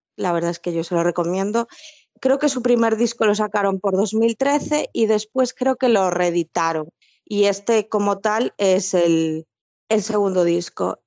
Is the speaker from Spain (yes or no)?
yes; Galicia, Spain; las dos que somos gallegas en el grupo